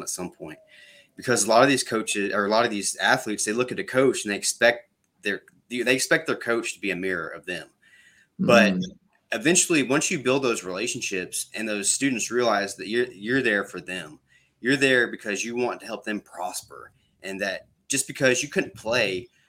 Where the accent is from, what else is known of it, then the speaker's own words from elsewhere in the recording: Panama City Beach, Florida, United States; I'm from Panama City Beach, Florida